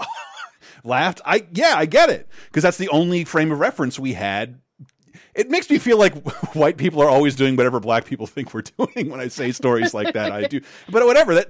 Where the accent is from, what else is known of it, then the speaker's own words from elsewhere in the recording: the South, United States; I'm a little kid growing up in the South